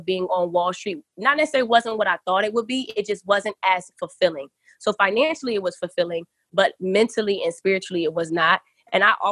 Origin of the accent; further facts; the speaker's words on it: Philadelphia, Pennsylvania, United States; moved away as an adult; I'm from Philly